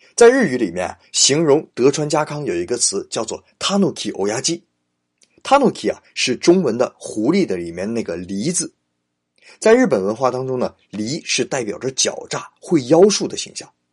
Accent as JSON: {"language": "Chinese", "country": "China", "said": "我们中国人很不能理解"}